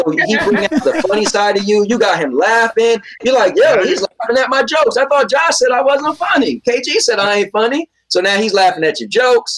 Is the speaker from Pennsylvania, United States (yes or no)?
no; New York, United States; My mom got pregnant with me when I was in Jamaica and moved to New York and had me here